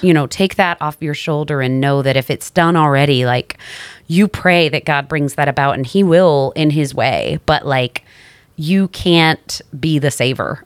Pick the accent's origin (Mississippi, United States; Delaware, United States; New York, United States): New York, United States; I'm from New York.